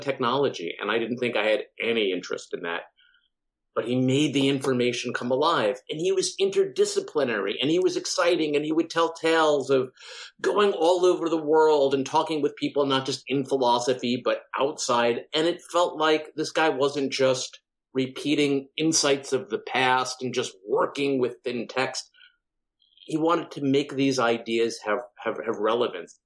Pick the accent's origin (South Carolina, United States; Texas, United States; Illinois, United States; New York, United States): New York, United States; Long Island; I grew up on Long Island in, you know, a fairly affluent kind of suburban community